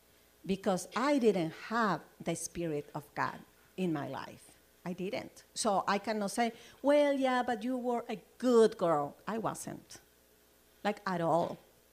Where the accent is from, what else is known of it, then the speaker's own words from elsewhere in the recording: Chile; now in United States; I came from Chile, and, you know, I'm looking forward for my citizenship as an American, you know, because I'm not there yet.